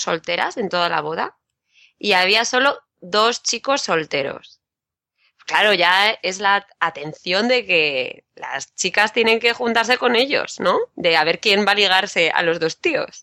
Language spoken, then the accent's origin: Spanish; Madrid, Community of Madrid, Spain; yo de Madrid